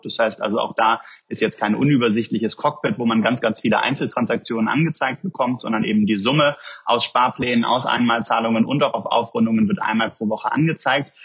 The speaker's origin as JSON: {"language": "German", "country": "Germany", "said": "wir haben in Deutschland"}